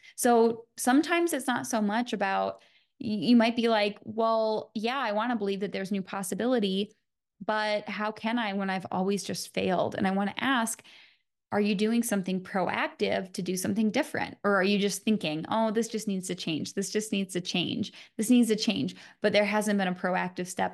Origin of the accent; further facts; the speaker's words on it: Michigan, United States; I'm from Michigan